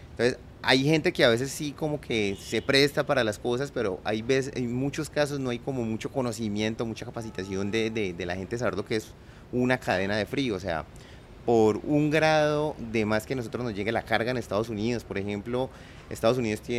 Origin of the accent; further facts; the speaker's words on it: Colombia; como colombianos tenemos que dejar tantas diferencias